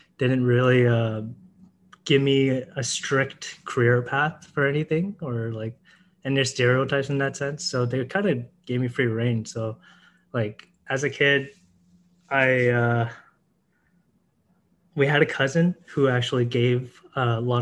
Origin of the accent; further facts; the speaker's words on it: Surrey, British Columbia, Canada; also born or lived in Vancouver / China; I was born in Vancouver and actually raised in Surrey.